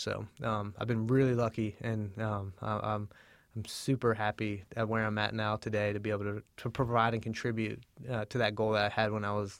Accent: Hampton, Virginia, United States; I grew up down in Hampton, Virginia, at the mouth of the Chesapeake Bay. And I was lucky enough to grow up near a tidal tributary.

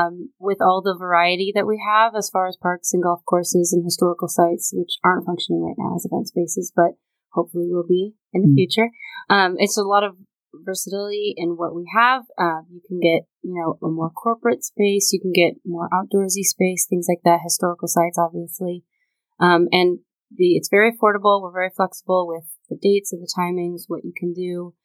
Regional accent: San Diego, California, United States; moved away as an adult; now in Fairfax County, United States; I'm from San Diego originally

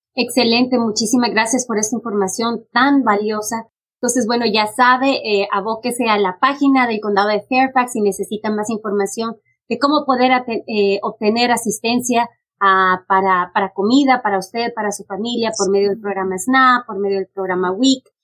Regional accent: Honduras; moved away; yo soy originalmente de Honduras

